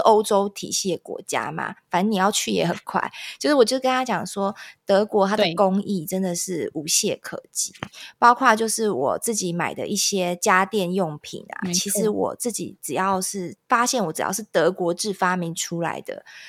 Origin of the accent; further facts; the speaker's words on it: Taiwan; 可是我们台湾人，呃，华人会觉得，我八点以前只要进家，这家店，你要等我 shopping 完，你才可以关